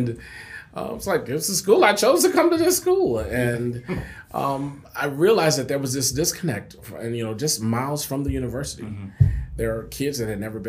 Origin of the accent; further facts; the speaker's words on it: San Antonio, Texas, United States; moved away as an adult; now in Lubbock, United States; I'm from San Antonio